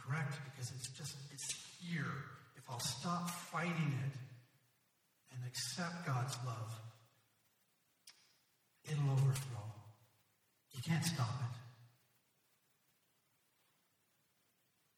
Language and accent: English; Ottawa, Ontario, Canada; I grew up in Ottawa, and Ottawa is situated up against the Ottawa River.